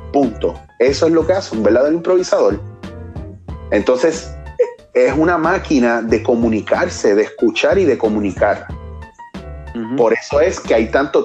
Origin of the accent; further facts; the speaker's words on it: Puerto Rico; nosotros como puertorriqueños